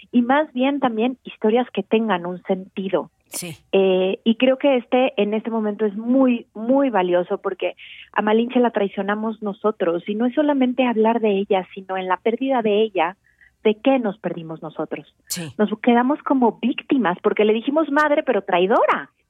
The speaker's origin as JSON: {"language": "Spanish", "country": "Mexico", "said": "fue un parto que dio a luz lo que hoy somos los mexicanos"}